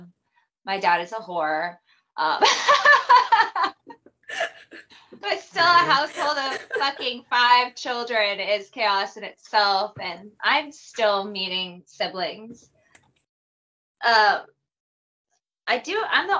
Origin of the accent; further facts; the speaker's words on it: Illinois, United States; I'm from Illinois